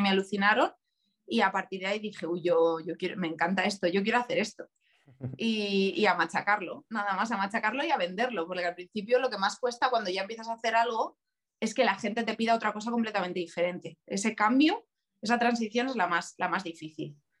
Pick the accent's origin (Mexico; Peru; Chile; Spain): Spain; Leganés, Community of Madrid; also born or lived in Valencia / Cáceres; yo soy de Leganés